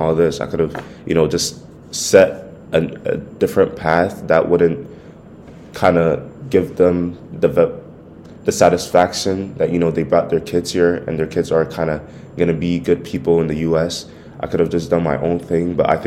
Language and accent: English; Ghana; I'm Ghanaian